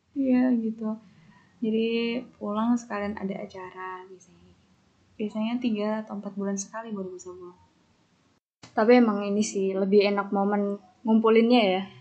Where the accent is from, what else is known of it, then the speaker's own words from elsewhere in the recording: Yogyakarta, Special Region of Yogyakarta, Indonesia; moved away as an adult; also born or lived in Jakarta; now in Mataram, Indonesia; Aku sebagai orang Jogja